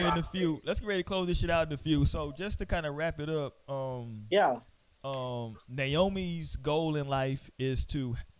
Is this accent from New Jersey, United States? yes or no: no; Houston, Texas, United States; I be trying to tell motherfuckers how big Houston is. I grew up on the Southwest, right?